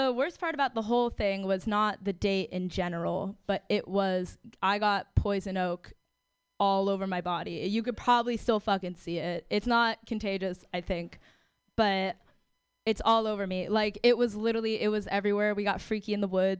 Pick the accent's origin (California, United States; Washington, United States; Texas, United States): California, United States; San Francisco; I'm born and raised in San Francisco